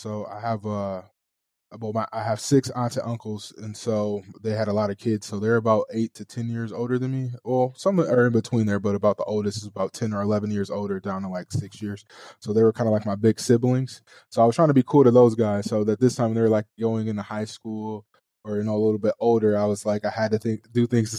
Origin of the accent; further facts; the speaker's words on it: Flint, Michigan, United States; moved away as an adult; now in Ho Chi Minh City, Vietnam; So I'm from Flint, Michigan, born and raised there, grew up there my whole life. I went to college at Eastern Michigan University.